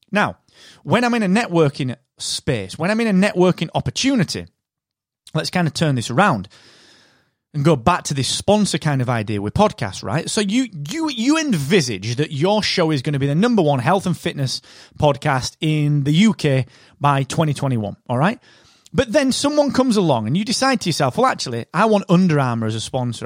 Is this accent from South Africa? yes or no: no; United Kingdom; I am that British podcast guy.